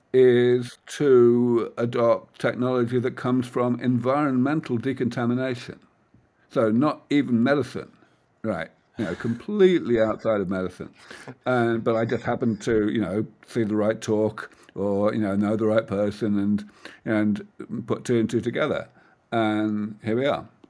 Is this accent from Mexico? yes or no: no; United Kingdom; moved away as an adult; now in California Bay Area, United States; I am from that far off place called the rest of the world, um, from the U K.